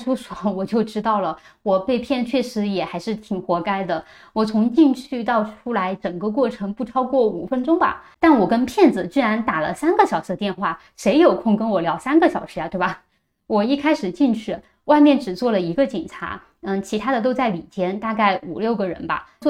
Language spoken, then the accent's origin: Chinese; China; 从一开始说我非法入境北京，我一个中国人，中国护照，我进中国怎么就是非法入境了呢？